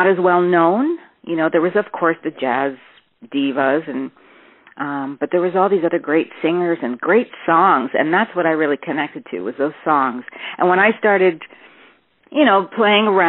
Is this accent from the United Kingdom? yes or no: no; Toronto, Ontario, Canada; I'm from Toronto, born in Toronto